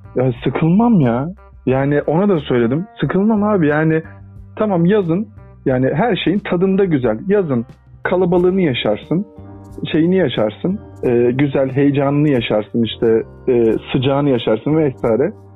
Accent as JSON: {"language": "Turkish", "country": "Turkey", "tie": "born or raised there", "also_born_or_lived": "Adana / Mersin", "said": "ben işte Adana'da ve Mersin'de büyüdüm. Çocukluğum e, oralarda geçti"}